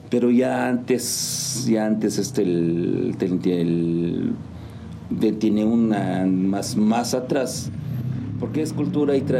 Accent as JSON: {"language": "Spanish", "town": "Santa María Tlahuitoltepec", "region": "Oaxaca", "country": "Mexico", "tie": "born or raised there", "said": "Pues yo soy originario de Santa María Tlahuitoltepec, Mije, Mijes, Oaxaca."}